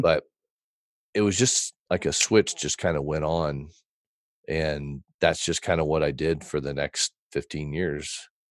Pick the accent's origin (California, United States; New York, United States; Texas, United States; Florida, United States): Texas, United States; born or raised there; also born or lived in Fort Wayne, Indiana